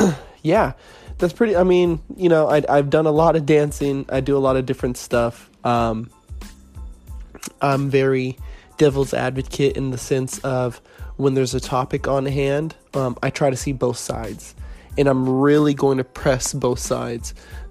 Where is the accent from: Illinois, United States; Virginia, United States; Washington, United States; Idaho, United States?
Virginia, United States; Fairfax; born there; also born or lived in North Carolina / California; I was born in Fairfax, Virginia, you know, moved around, landed in North Carolina for some time, pretty much from 2001 all the way up to 2009. In 2009, I moved to California so I could start dancing.